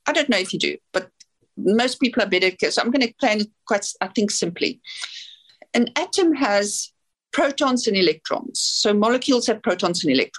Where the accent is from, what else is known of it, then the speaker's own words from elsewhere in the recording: South Africa; now in New Zealand; I'm from South Africa